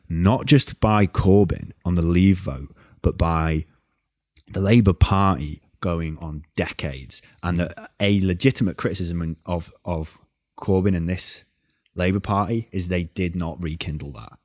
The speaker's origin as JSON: {"language": "English", "region": "North Wales", "country": "United Kingdom", "said": "I am from North Wales"}